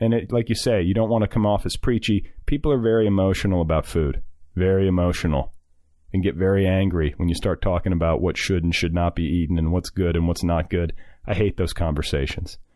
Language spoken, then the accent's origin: English; Iowa, United States; I'm doubly conflicted because, like you, I grew up around farmers in Iowa, not Indiana, but Iowa is no less into that sort of thing.